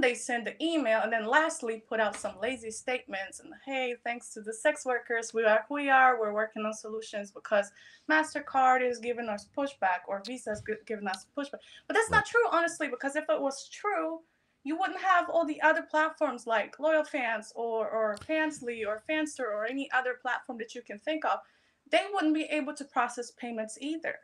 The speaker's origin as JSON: {"language": "English", "country": "Poland", "tie": "born or raised there", "moved": "yes", "said": "When I was growing up, I'm, I'm being from Poland"}